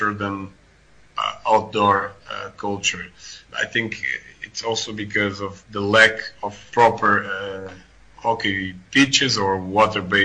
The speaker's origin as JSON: {"language": "English", "country": "Portugal", "tie": "born or raised there", "moved": "as an adult", "lives_now": "Netherlands", "said": "I was raised in Portugal, where field hockey is quite an exotic and a minority sport"}